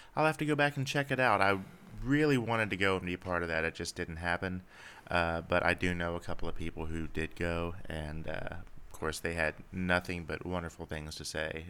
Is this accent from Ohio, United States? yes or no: yes; Cincinnati, Ohio, United States; growing up around the Cincinnati area